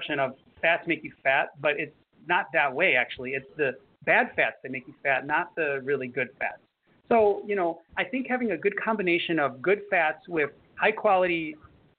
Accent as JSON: {"language": "English", "town": "Chicago", "region": "Illinois", "country": "United States", "moved": "yes", "lives_now": "Florida, United States", "said": "I'm from Chicago"}